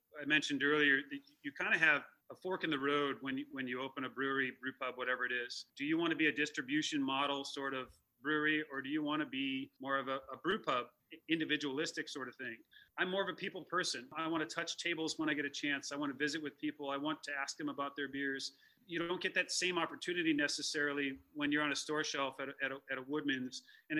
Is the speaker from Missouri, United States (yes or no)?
no; Chicago, Illinois, United States; how do I shake the kind of perception that I'm this guy from Chicago that you know, moved up here to start this thing. I'm not the guy from Chicago. I'm the guy that lives here.